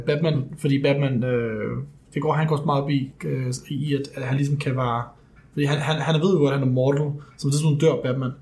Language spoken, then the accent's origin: Danish; Denmark; som danskere